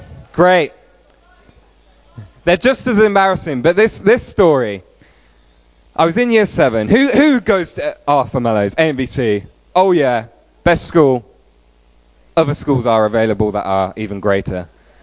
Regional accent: Peterborough, East of England, United Kingdom; moved away; also born or lived in Stoke-on-Trent / Ryde, Isle of Wight; So I was born and raised in Peterborough, but that's not the only place that I have lived in.

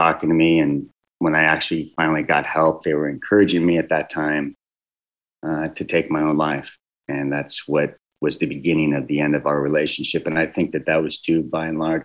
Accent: California, United States; I was born and raised in California

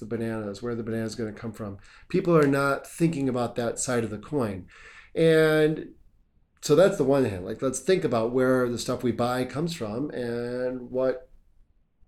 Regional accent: United States; I'm from the United States

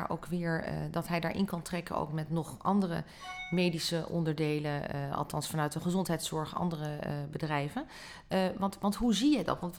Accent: Netherlands; Dat, daar kunnen wij ons nog steeds, vind ik als Nederlanders, weinig bij voorstellen.

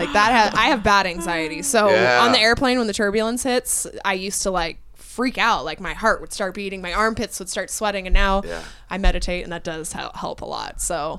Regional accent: Cottonwood, Arizona, United States; born or raised there

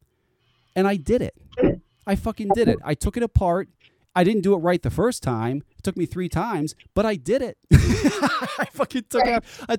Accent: Connecticut, United States; I've lived in Connecticut all my life

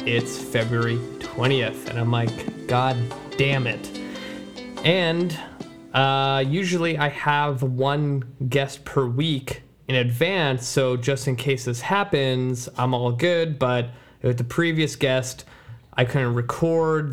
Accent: Surrey, British Columbia, Canada; Surrey is my hometown where I grew up

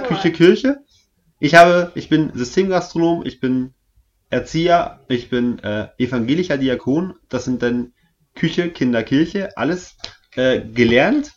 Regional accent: East Germany, Germany; Ich komme aus dem Osten, also nicht aus Sachsen, aber mein Vater kommt aus Sachsen

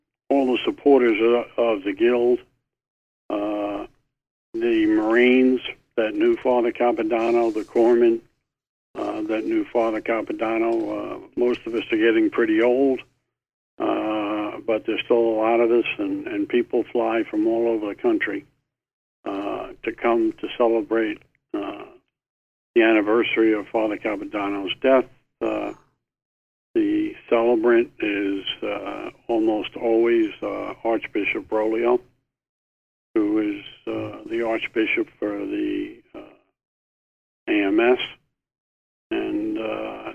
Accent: New York City, New York, United States; I grew up in Brooklyn

